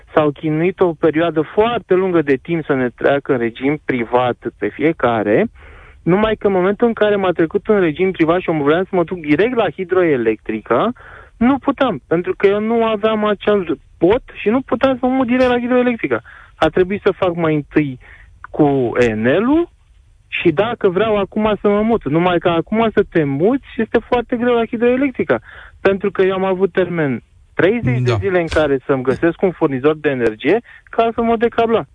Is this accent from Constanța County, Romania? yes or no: yes; Constanța, Constanța County, Romania; eu sunt din Constanța și chiar lucrez pe litoralul mm. românesc